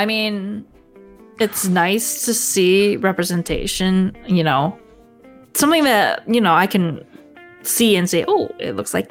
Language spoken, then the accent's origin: English; United States; as a Filipino American